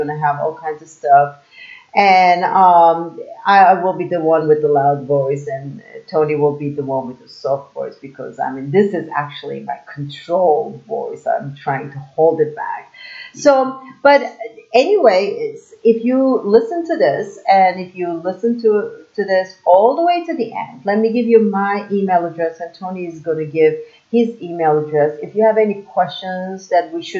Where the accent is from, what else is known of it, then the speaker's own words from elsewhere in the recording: Istanbul, Turkey; moved away as an adult; now in Las Vegas, United States; I'm from overseas. I'm from Istanbul, Turkey.